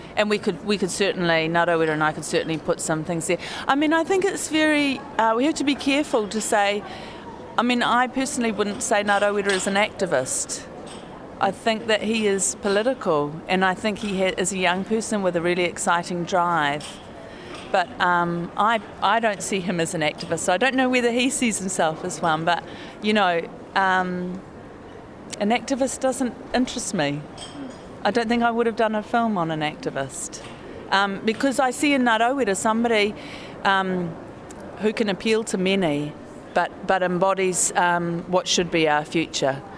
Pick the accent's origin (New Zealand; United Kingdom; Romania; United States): New Zealand; I am a New Zealander